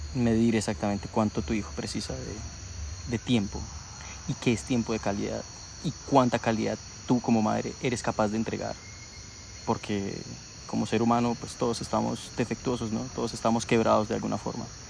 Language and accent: Spanish; Colombia; nosotros tenemos aquí en Colombia